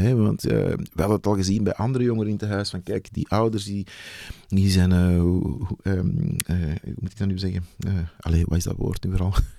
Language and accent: Dutch; Antwerp, Flanders, Belgium; moved away as an adult; also born or lived in Hofstade / Mechelen; oorspronkelijk kom ik uit Antwerpen